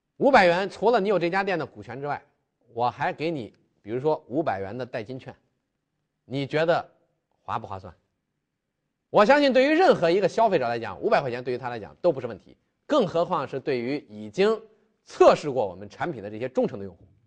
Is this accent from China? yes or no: yes; China; 我们中国人的特性，大家都非常喜欢玩手机